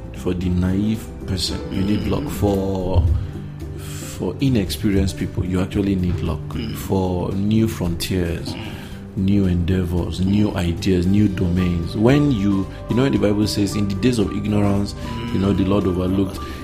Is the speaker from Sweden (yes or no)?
no; Nigeria; as a Nigerian or African